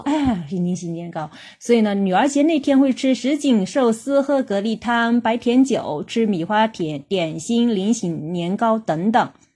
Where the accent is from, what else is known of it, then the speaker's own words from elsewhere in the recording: China; 我们中国人